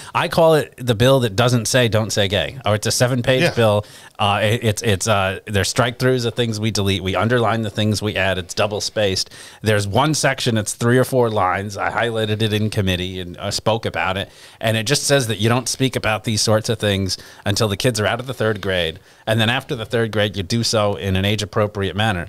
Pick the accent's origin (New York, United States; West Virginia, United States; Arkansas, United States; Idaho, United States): New York, United States; New York City; now in Florida, United States; I grew up in New York City